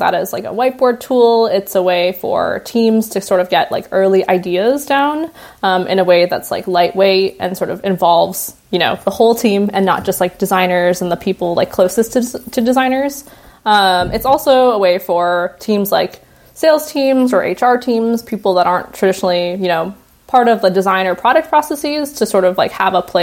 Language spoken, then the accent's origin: English; Toronto, Ontario, Canada; now in San Francisco, United States; I'm based in San Francisco, but I grew up mostly in the Toronto area